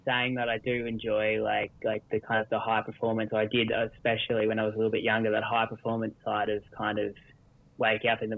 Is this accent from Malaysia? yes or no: no; Australia; Most kids growing up in Australia here, we did a lot of surf life saving